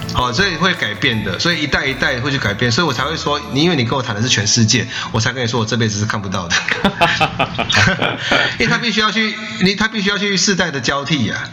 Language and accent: Chinese; Taiwan; 我们是台湾过来的素食者